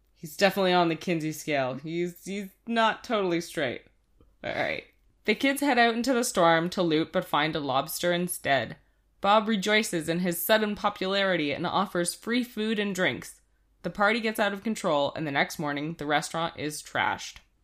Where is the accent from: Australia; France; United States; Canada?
Canada; we're Canadian